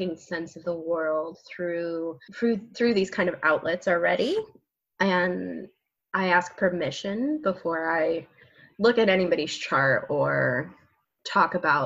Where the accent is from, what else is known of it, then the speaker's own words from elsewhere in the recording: New Mexico, United States; moved away as an adult; now in Oregon, United States; I grew up in New Mexico